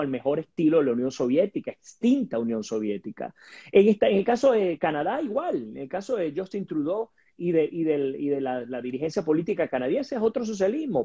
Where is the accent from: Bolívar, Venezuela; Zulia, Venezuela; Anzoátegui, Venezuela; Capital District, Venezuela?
Bolívar, Venezuela; Guayana; vengo de Guayana, donde estaba la hidroeléctrica